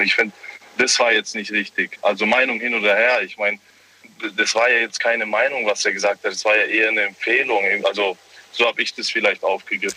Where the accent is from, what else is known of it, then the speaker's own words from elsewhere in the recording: Germany; ich bin äh, gebürtig Deutscher, habe zwar andere Vorfahren